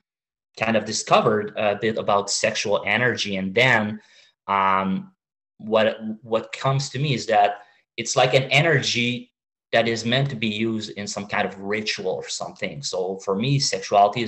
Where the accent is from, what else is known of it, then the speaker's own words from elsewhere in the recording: Canada; now in Montreal, Canada; I'm Canadian